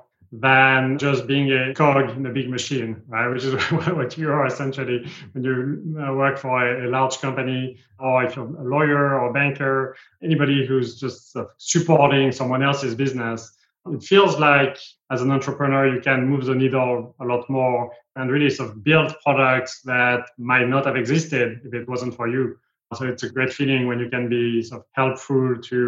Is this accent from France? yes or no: yes; south of France, France; English is a second language; moved away as an adult; also born or lived in New York / California; now in United States; I was born in France, as you can tell, and grew up there in the south of France by the sea